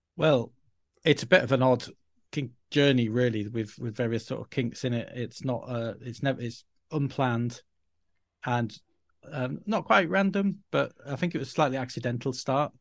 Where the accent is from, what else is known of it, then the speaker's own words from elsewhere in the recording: Yorkshire and the Humber, United Kingdom; first language English; moved away as an adult; also born or lived in Spain; I was from Yorkshire and could couldn't pronounce various words in acceptable ways to the foreign ear